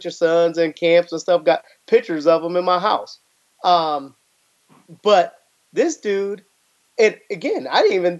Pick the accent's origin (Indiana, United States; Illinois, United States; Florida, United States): Illinois, United States; Waukegan; my hometown, one of the things is we have such a great community in Waukegan, Illinois